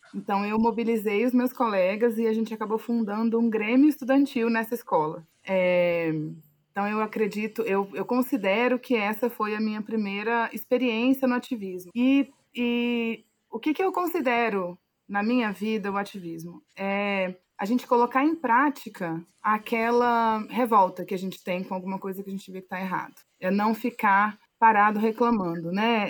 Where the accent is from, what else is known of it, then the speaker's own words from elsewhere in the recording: Alexânia, Goiás, Brazil; also born or lived in Brasília; eu atualmente falo com vocês de um povoado de cerca de 3 mil habitantes, que é onde eu basicamente passei boa parte da minha infância e da minha adolescência